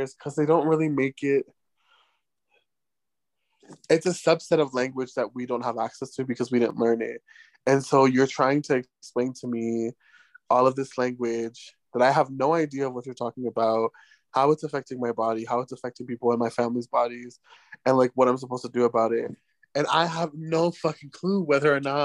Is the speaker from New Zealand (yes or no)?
no; United States; now in Mexico; as an American